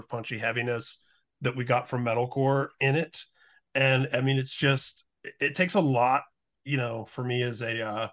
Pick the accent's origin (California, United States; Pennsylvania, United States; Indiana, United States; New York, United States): Indiana, United States; growing up in Indiana